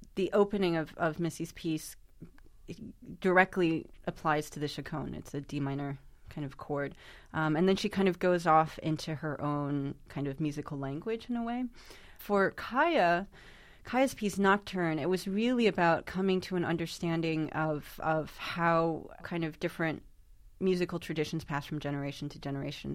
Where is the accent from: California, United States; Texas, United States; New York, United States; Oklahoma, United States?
New York, United States; my hometown of New York